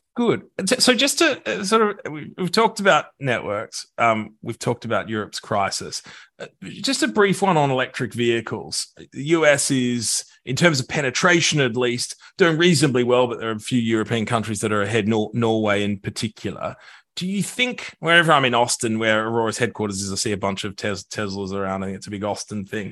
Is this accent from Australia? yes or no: yes; Australia; moved away; my home country of Australia